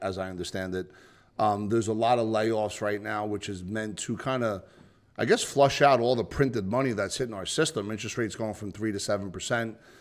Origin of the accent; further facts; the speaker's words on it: New Jersey, United States; I'm from New Jersey